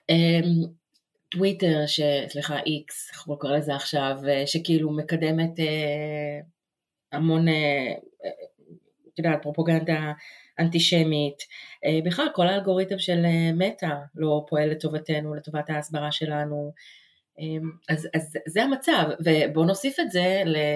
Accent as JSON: {"language": "Hebrew", "country": "Israel", "also_born_or_lived": "New York, United States", "moved": "as an adult", "lives_now": "Jersey City, United States", "said": "אני אה, מתגוררת עכשיו בג'רזי סיטי, גרתי גם בניו יורק, מאוד קרובה לכאן. אני ישראלית שמתגוררת כאן, וזו אה, גם הזהות שלי."}